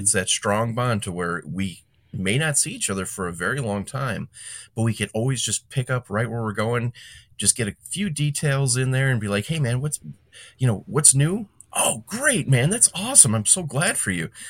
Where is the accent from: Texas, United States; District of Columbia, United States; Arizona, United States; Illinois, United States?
Illinois, United States; Calumet City; I grew up in Cal City, Calumet City